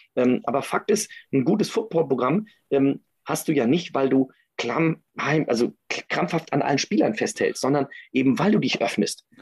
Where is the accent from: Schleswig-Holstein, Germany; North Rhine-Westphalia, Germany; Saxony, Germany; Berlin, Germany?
Schleswig-Holstein, Germany; Kiel; ich komme ja aus Kiel